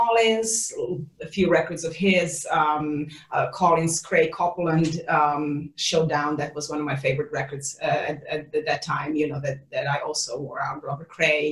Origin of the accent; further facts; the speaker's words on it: Serbia; moved away as an adult; also born or lived in Netherlands; now in Los Angeles, United States; growing up in Serbia.